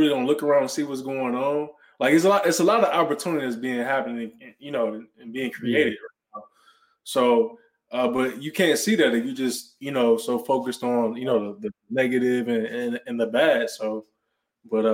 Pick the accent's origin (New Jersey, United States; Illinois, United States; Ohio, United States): Ohio, United States; Cleveland; moved away as an adult; also born or lived in Cincinnati, Ohio; now in Dallas, United States; I'm originally from Cleveland, Ohio